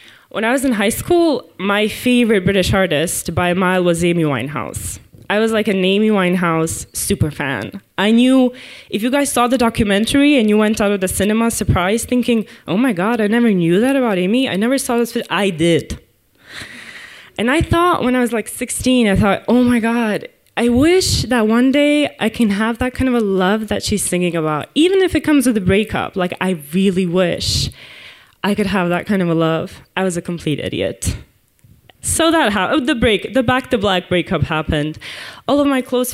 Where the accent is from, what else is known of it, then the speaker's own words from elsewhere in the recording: Croatia; moved away as an adult; now in London, United Kingdom; I'm from Croatia